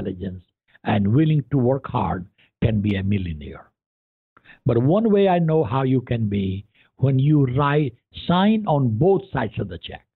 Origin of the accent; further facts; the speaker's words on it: India; English is a second language; moved away as an adult; also born or lived in Columbia, Missouri; now in United States; I was born and raised in India, very poor